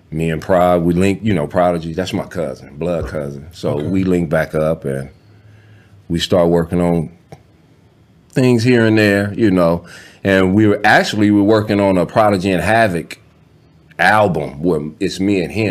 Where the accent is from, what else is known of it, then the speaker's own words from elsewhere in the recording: Los Angeles, California, United States; born and raised in South Central. Actually, born and brought right on, right on the street that I lived.